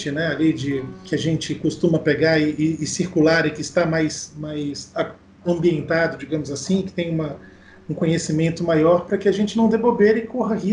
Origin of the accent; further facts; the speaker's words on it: Northeast Region, Brazil; now in Niterói, Brazil; Eu, eu tô morando há muitos anos aqui em Niterói eu, quando vim do Nordeste para empreender no, no, Rio de Janeiro, na área de.